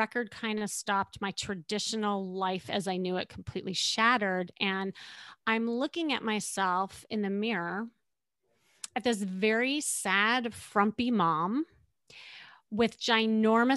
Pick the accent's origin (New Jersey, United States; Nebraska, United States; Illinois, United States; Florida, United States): Illinois, United States; Chicago; moved away as an adult; now in Los Angeles, United States; I'm still from Chicago